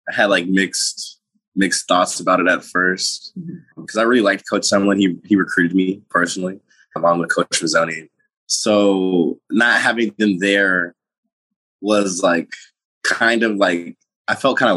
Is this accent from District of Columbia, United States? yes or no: yes; Washington, District of Columbia, United States; now in College Station, United States; Uh, well, I'm from Washington, D.C., which is very far away We call it Station, Texas. So a lot of people from my area don't end up here at all.